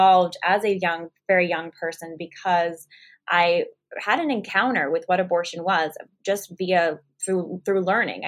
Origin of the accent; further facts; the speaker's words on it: California, United States; I'm from California, started Live Action in San Jose